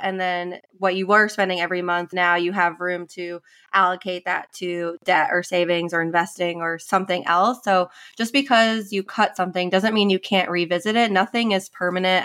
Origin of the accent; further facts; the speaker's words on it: New York, United States; moved away as an adult; also born or lived in Indiana; now in South Carolina, United States; I'm from New York originally, grew up, was born and raised in New York, went to school in South Carolina